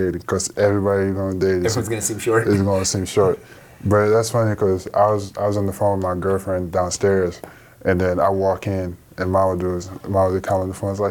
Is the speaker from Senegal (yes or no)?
yes; Dakar, Senegal; moved away; I grew up in Dakar, which the capital, even further west.